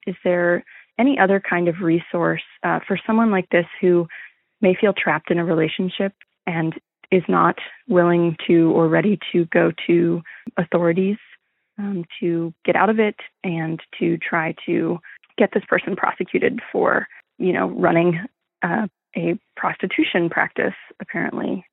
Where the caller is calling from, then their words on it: Austin, Texas, United States; I'm calling from Austin, Texas